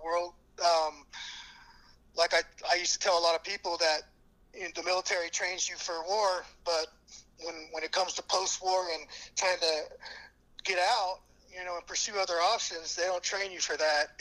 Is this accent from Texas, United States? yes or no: yes; Kerrville, Texas, United States; I'm born and raised in Kerrville, Texas